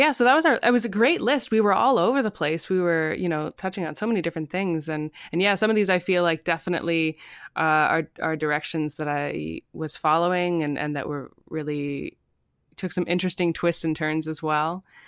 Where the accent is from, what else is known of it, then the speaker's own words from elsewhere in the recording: Ontario, Canada; moved away as an adult; also born or lived in prairies; now in British Columbia, Canada; I'm from Ontario originally